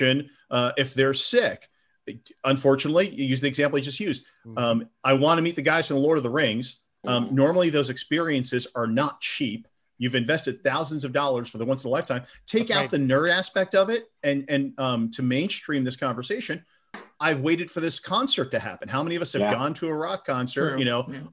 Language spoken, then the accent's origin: English; United States; I'm American